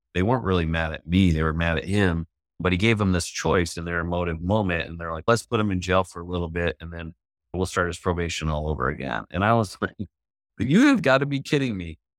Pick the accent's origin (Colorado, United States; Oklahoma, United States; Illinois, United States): Illinois, United States; Chicago; one of my nicknames was … because I was from Chicago